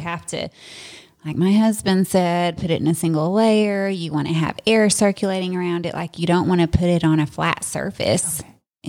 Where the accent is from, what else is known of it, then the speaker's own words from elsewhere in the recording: the South, United States; I'm from the South